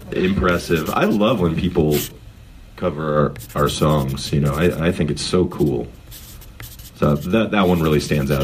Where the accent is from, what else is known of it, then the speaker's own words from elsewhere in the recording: Berkeley, California, United States; I'm the original East Bay because I was born in Berkeley